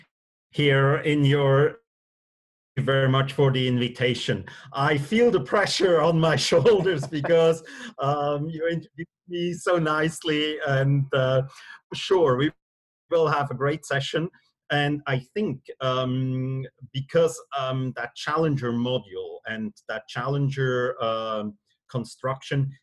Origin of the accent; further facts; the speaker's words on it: Switzerland; moved away as an adult; also born or lived in Singapore / London; born and raised in Switzerland, and live again back home in Switzerland.